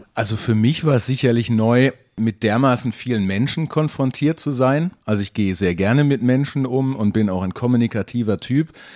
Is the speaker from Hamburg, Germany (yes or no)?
no; North Rhine-Westphalia, Germany; moved away as an adult; also born or lived in Bielefeld; now in Nuremberg, Germany; meine Heimat, die nah an, der, an Holland liegt